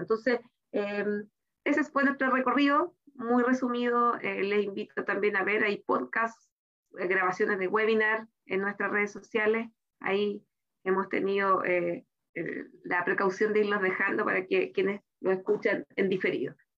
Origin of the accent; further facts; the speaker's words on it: Chile; que tenemos en nuestro país